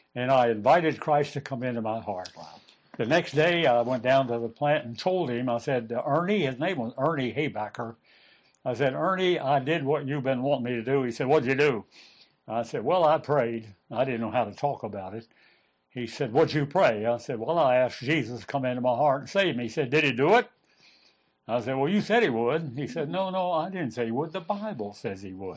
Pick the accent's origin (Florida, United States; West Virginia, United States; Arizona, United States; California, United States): West Virginia, United States; moved away as an adult; I was from West Virginia